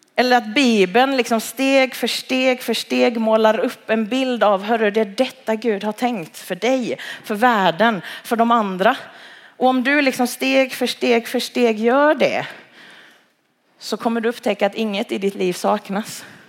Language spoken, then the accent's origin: Swedish; Halmstad, Halland County, Sweden; moved away as an adult; now in Malmö, Sweden; jag är född och uppvuxen i Halmstad